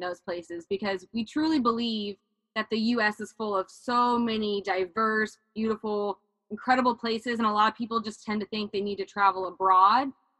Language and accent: English; Austin, Texas, United States; also born or lived in Arizona; I was born in Arizona, but I lived the majority of my life in Austin